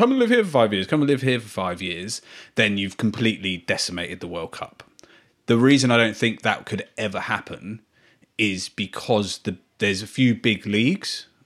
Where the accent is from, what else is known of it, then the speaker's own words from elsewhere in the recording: Ireland; The I'm Irish, sorry if I've got his name wrong.